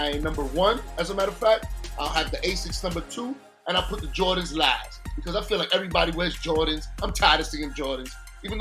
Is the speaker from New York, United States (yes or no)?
yes; New York, United States; I'm from the 80s. I'm from New York